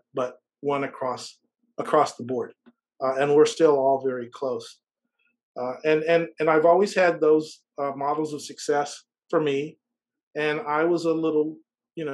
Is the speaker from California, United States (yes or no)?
yes; Los Angeles, California, United States; I grew up in Southern California.